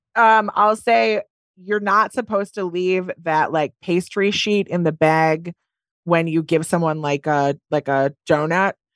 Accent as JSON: {"language": "English", "region": "Wisconsin", "country": "United States", "said": "I'm from Wisconsin"}